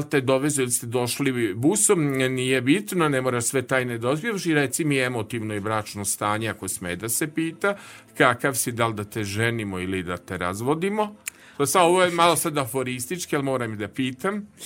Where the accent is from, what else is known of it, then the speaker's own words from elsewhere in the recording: Novi Sad, Vojvodina, Serbia; bio sam najkovrđaviji, najmršaviji čovek na detelinari